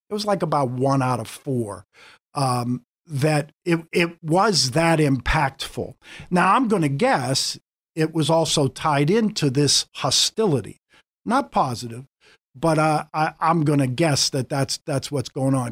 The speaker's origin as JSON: {"language": "English", "town": "Pittsburgh", "region": "Pennsylvania", "country": "United States", "tie": "born or raised there", "moved": "as an adult", "lives_now": "Erie, United States", "said": "I grew up in a family in Pittsburgh. I'm a Pittsburgh boy"}